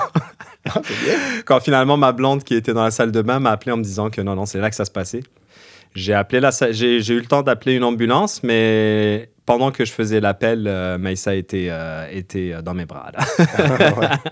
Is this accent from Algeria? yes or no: yes; Algeria; moved away as an adult; now in Quebec, Canada; Moi, je suis algérien, je suis arrivé, j'avais vingt-deux ans au Québec pour les études